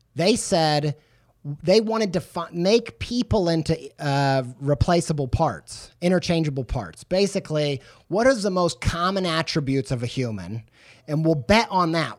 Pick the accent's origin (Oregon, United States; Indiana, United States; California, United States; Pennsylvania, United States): Indiana, United States; Southern; moved away as an adult; also born or lived in England; I was raised in Southern Indiana